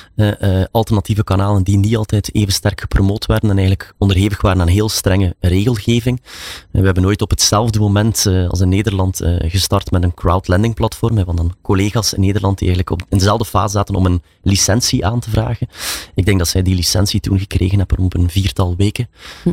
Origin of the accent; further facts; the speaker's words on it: Belgium; zoals we dat zeggen in België